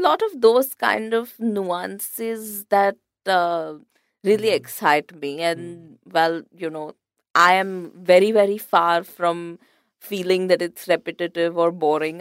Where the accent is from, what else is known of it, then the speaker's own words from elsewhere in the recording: India; also born or lived in London; as an Indian typographer